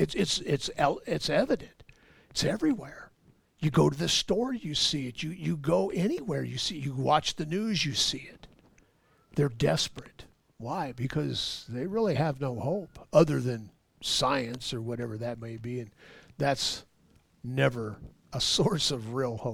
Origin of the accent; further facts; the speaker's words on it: Los Angeles, California, United States; now in Ohio, United States; I was born and raised in Los Angeles